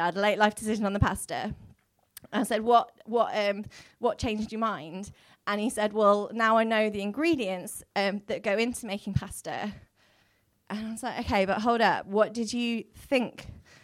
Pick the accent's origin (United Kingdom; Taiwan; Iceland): United Kingdom; Wolverhampton, West Midlands; I'm from Wolverhampton and they talk funny there.